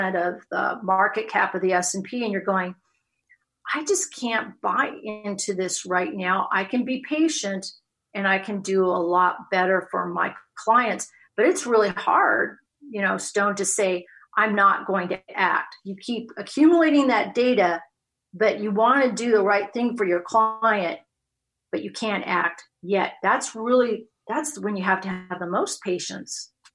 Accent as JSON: {"language": "English", "region": "West Coast", "country": "United States", "tie": "born or raised there", "also_born_or_lived": "Chicago", "moved": "as an adult", "lives_now": "Texas, United States", "said": "born and raised on the West Coast"}